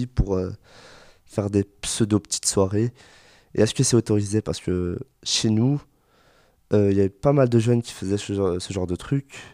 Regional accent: Brussels, Brussels-Capital Region, Belgium; chez nous en Belgique, enfin Bruxelles plus particulièrement

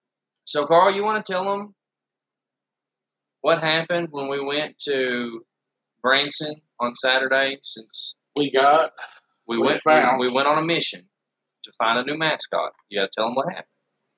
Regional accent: England, United Kingdom; Bloody British.

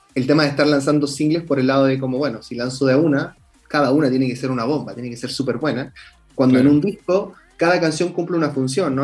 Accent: Chile; yo soy chileno

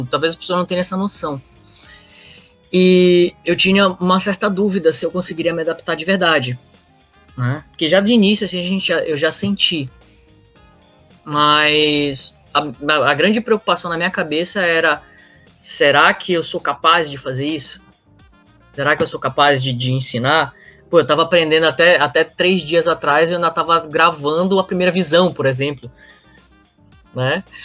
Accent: Roraima, Brazil; Eu também sou do norte, né? Sou lá de Roraima.

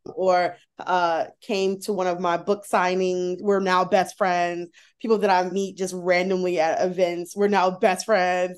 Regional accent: United States; I'm an American

